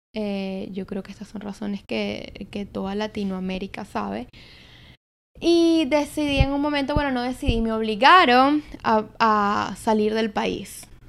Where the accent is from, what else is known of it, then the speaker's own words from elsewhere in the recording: Caracas, Capital District, Venezuela; moved away as an adult; now in New York, United States; yo soy de Venezuela, nací en Caracas, que eres la capital